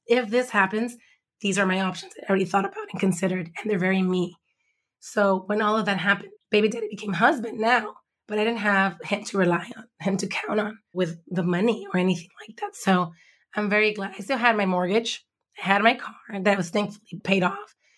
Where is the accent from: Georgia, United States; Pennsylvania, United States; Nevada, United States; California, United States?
California, United States; Los Angeles; now in Compton, United States; I grew up in Watts, born in East L